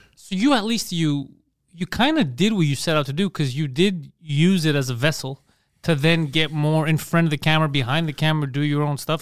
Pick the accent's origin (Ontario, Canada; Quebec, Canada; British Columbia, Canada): Quebec, Canada; Montreal